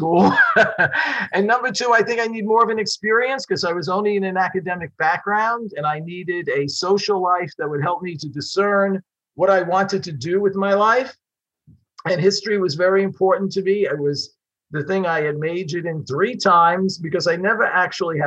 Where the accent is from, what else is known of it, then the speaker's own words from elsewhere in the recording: New York City, New York, United States; I was born and raised in Brooklyn